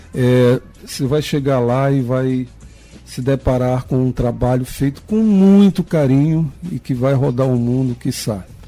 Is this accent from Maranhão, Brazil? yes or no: yes; São Luís, Maranhão, Brazil; em São Luís, na minha terra